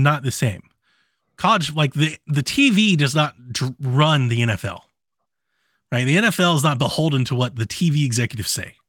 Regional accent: Columbus and Cleveland, Ohio, United States; now in Georgia, United States; I grew up in Columbus and Cleveland, and I live in Georgia

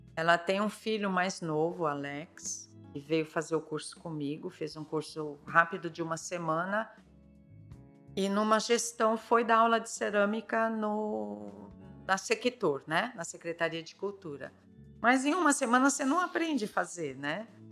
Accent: São Paulo, Brazil; moved away as an adult; now in São Sebastião, Brazil; na infância eu sou de São Paulo, né? São Paulo capital, Vila Prudente

